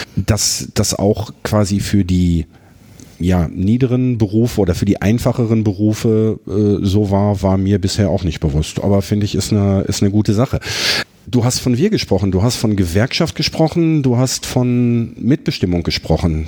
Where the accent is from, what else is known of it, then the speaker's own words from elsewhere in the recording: Herten, North Rhine-Westphalia, Germany; ich bin in Härten groß geworden, im Hertener Süden auch.